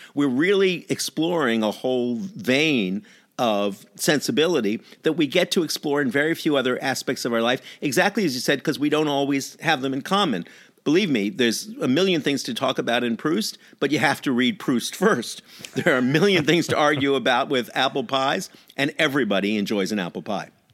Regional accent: New York, United States; I am a New Yorker

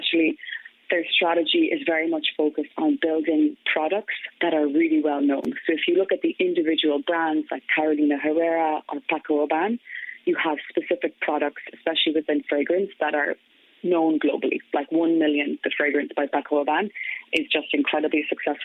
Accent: County Galway, Connacht, Ireland; moved away; also born or lived in France; I'm originally from Galway. So I grew up in Crawhill, a small village in County Galway

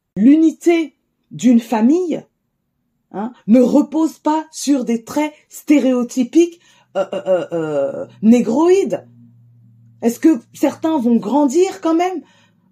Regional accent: Cergy, Île-de-France, France; J'ai grandi à Cergy

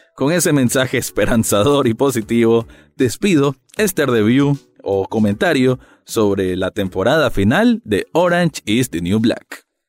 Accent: Nicaragua; yo como centroamericano

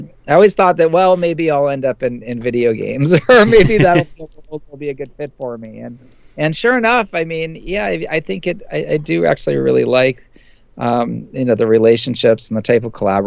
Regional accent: San Francisco, California, United States; I grew up in San Francisco

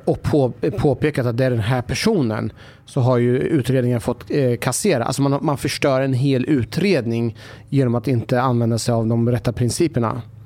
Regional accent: Sweden; vår identitet som svensk

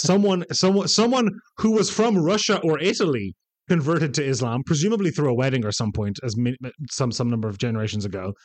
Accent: Bosnia & Herzegovina; I'm from the Balkans, from Bosnia-Herzegovina

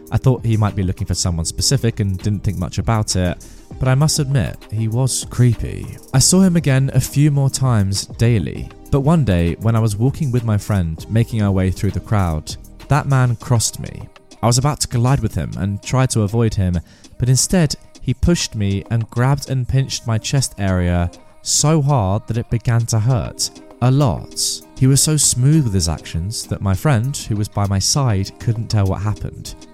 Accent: India; I am from India, and girls are still afraid to tell others about being harassed because of shame and society.

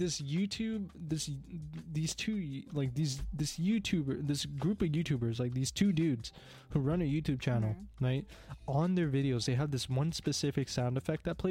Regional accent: Canada; I'm Canadian

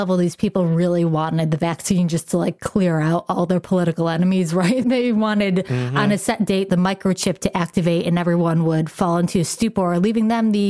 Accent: Rochester, New York, United States; I'm a lifelong Bills fan. Like, I grew up in Rochester, New York.

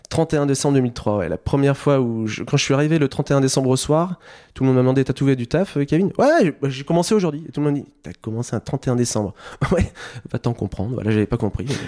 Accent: Sercus, Hauts-de-France, France; moved away as an adult; also born or lived in Lille; Je viens de Sercu, euh, mon village natal, là où j'ai grandi pendant une vingtaine d'années.

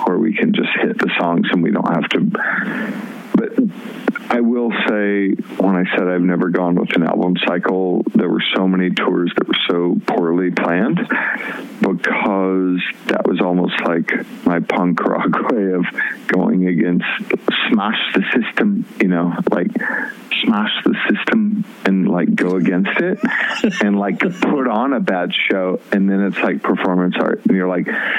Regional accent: Los Angeles area, California, United States; moved away as an adult; also born or lived in Mississippi / Portland; So we moved from Mississippi to California when I was 5 years old. And we moved fairly close to LA then. And so I was here for 15 years

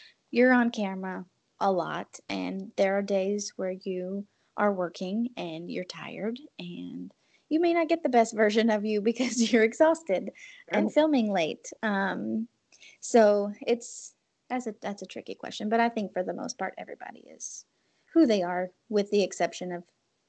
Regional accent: New Orleans, Louisiana, United States; I think there's a sense of humor when you are born and raised in New Orleans that maybe outsiders don't understand.

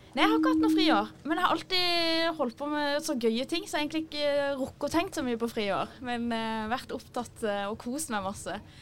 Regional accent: Kristiansand, Agder, Norway; moved away as an adult; also born or lived in Trondheim; now in Oslo, Norway; jeg er fra Kristiansand, som dere kanskje hører

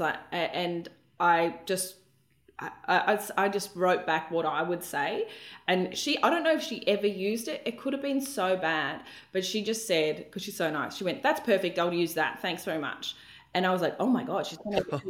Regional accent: Melbourne, Victoria, Australia; moved away as an adult; now in Brisbane, Australia; I was from Melbourne

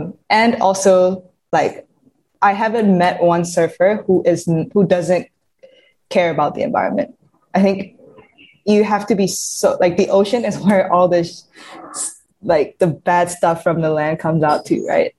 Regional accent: Yangon, Yangon Region, Myanmar; I grew up in Yangon, so I had no ocean around me.

